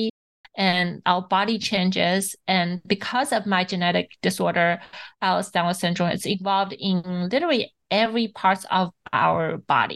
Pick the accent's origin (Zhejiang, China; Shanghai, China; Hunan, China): Shanghai, China; I grew up in Shanghai